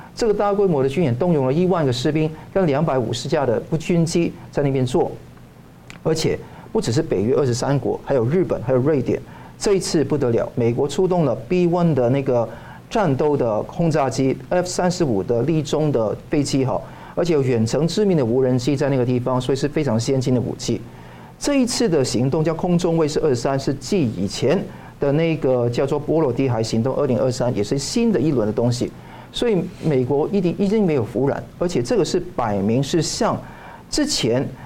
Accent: Hong Kong; now in Taiwan; 香港呢， 我， 我觉得说是以前我小时候长大的地方

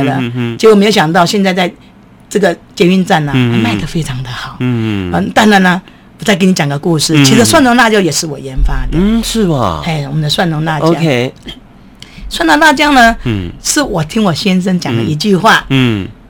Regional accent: Taiwan; 我们台湾人

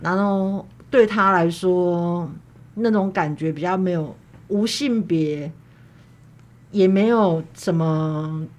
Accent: Kaohsiung, Taiwan; 其实我们家不在眷村里，它是，它叫做莒光新村。对，对。它在左营跟男子交界的地方。嗯。它，但是它离那个左营海军总医院很近

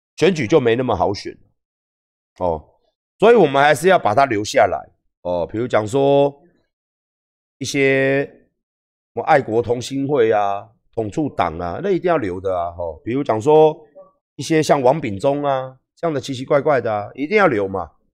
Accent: Taiwan

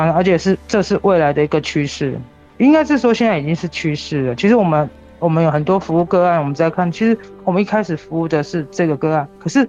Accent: Pingtung County, Taiwan; 土生屏东。对对对。哦。虽然我我可能高中的时候是外，就是去高雄念书，但后来我都是在屏东。

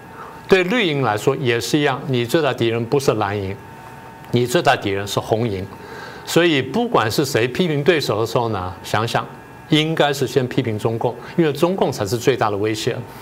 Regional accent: Taiwan; 我们台湾人想这个问题想得很清楚。

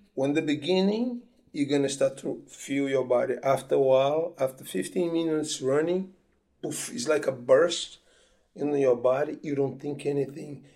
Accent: Petrópolis, Rio de Janeiro, Brazil; moved away; also born or lived in Bahia; I was born in Petropolis, which is a small town in the mountains of Rio in Brazil.

